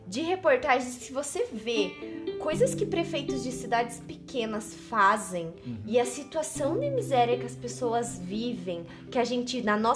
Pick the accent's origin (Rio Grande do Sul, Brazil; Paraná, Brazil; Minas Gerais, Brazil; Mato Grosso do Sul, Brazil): Mato Grosso do Sul, Brazil; now in Curitiba, Brazil; a gente é do Mato Grosso do Sul. A gente tá em Curitiba.